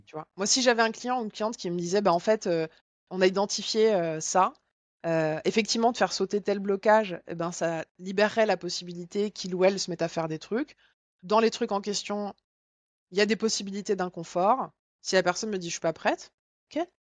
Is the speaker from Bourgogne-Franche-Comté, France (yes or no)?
yes; Bourgogne-Franche-Comté, France; je viens de Franche-Comté